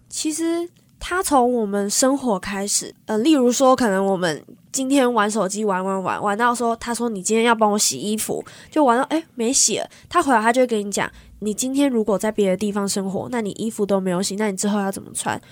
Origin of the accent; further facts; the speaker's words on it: Taiwan; moved away as an adult; now in United States; 我就说我台湾来的